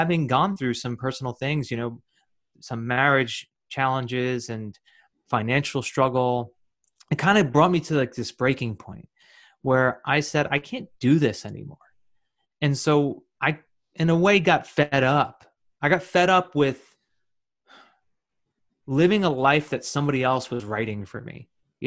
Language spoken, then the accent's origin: English; New Jersey, United States; I'm from New Jersey, and I'm born and raised in New Jersey.